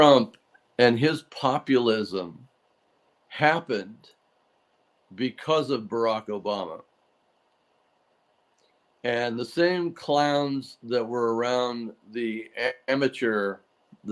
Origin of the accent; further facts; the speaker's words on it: Laguna Beach, California, United States; I grew up in Laguna Beach, California